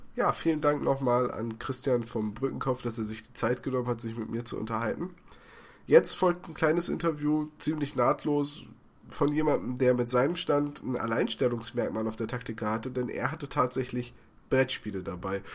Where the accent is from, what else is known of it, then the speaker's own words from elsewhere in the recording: Bremen, Germany; ich komme aus Bremen